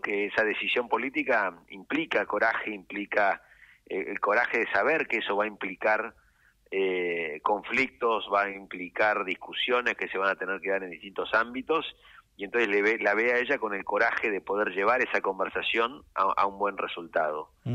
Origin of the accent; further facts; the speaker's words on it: San Isidro, Buenos Aires Province, Argentina; como argentinos y como sanisidrenses